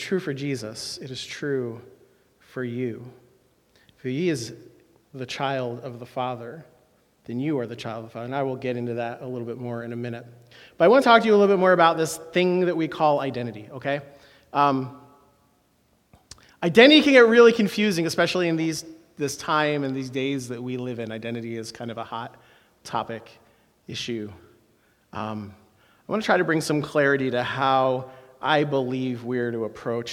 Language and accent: English; Philadelphia, Pennsylvania, United States; I am from Philadelphia